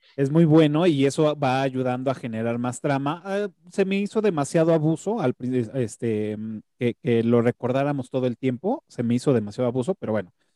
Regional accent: Mexico; como mexicano

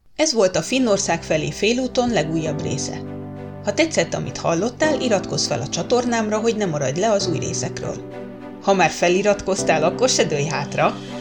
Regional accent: Hungary; moved away as an adult; now in Rovaniemi, Finland; hosszú külföldi lét után tér vissza a szülőhazájába

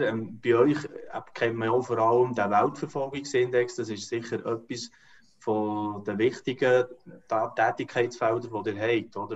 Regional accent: Switzerland; rein als Volk, als Schweizer

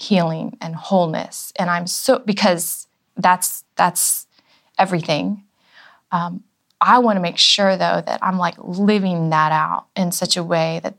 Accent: Florida, United States; moved away as an adult; also born or lived in Virginia / Atlanta / New York; now in Nashville, United States; I was raised in Florida

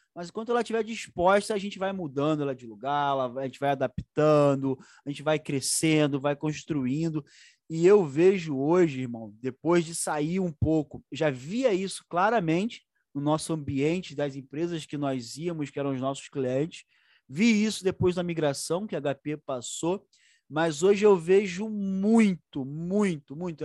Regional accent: Duque de Caxias, Rio de Janeiro, Brazil; Eu sou de Caxias mesmo

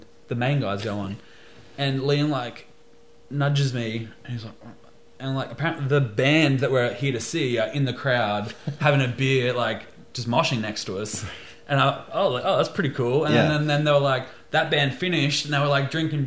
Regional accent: Australia

